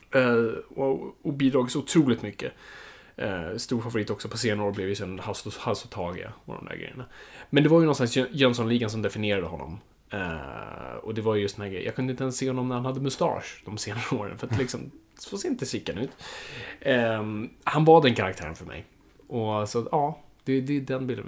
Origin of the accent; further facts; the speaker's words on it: Stockholm, Stockholm County, Sweden; jag är uppvuxen i Stockholm, jag är innerstadskid på så vis